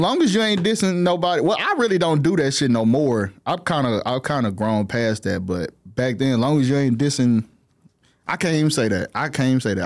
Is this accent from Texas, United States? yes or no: yes; Fort Worth, Texas, United States; also born or lived in Dallas; I'm from Fort Worth